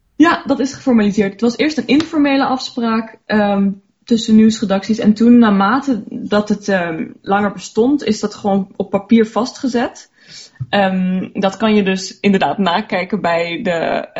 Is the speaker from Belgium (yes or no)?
no; Luxembourg; ik ben Luxemburgse en mijn, mijn ouders zijn Nederlanders. Ehm, ja, dus vandaar dat ik wel Nederlands spreek